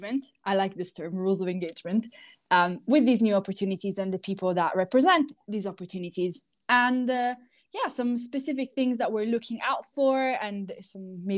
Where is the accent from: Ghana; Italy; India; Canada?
Italy; moved away; also born or lived in United Kingdom; I am actually from Italy, but I lived in the UK for quite a few years.